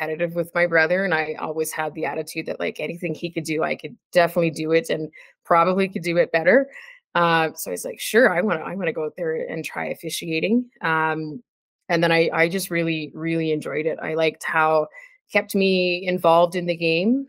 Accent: Ontario, Canada; moved away as an adult; now in Calgary, Canada; I grew up in Ontario and moved out to Calgary to go to university

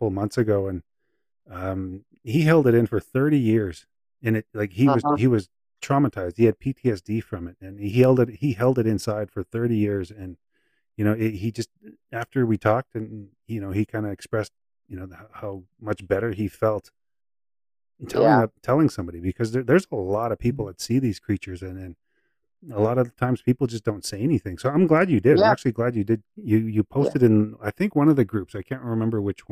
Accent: Saskatchewan, Canada; now in British Columbia, Canada; I'm from Saskatchewan as well. Like, I'm a prairie boy, so I'm a flatlander, and it just I never heard much while I was living there. But as soon as I moved to BC

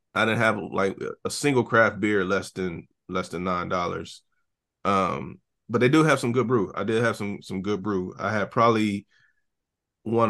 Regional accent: Ohio, United States; moved away as an adult; now in Nashville, United States; I haven't lived in Ohio in eight years

